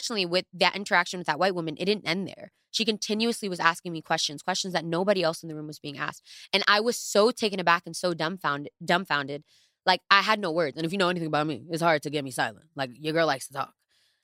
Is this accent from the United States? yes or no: yes; New York, United States; I was born in New York. I went to Harrison High